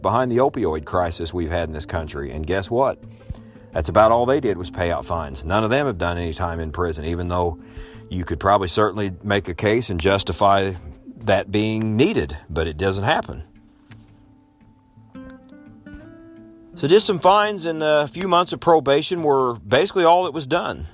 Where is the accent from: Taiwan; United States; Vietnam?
United States; Illinois; my home state of Illinois